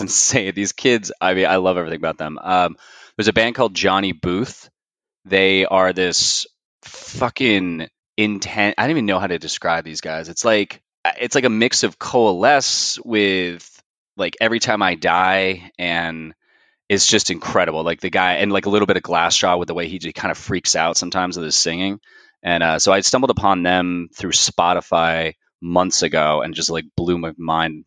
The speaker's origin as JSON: {"language": "English", "region": "New Jersey", "country": "United States", "tie": "born or raised there", "moved": "as an adult", "lives_now": "Raleigh, United States", "said": "I'm originally from Jersey, but currently, for the last seven years, I've been living in Raleigh, North Carolina"}